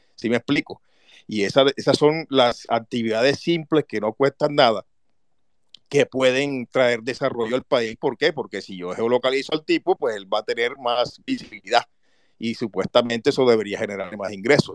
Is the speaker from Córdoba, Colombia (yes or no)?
yes; Montería, Córdoba, Colombia; yo soy de Montería, estoy aquí ahora mismo